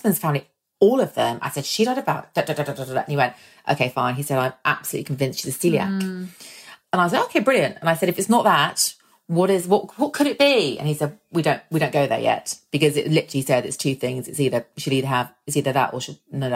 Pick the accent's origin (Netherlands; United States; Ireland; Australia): Ireland; we're Irish